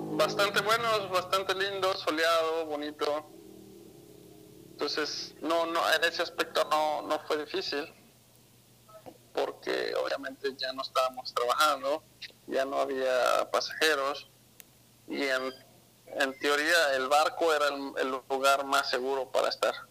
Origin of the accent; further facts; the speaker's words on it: Mexico City, Mexico; also born or lived in Guadalajara, Jalisco; yo nací en Ciudad de México